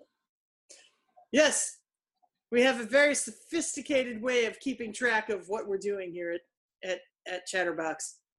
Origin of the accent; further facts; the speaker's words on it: Philadelphia, Pennsylvania, United States; butter cake is a dessert that I grew up with in Philadelphia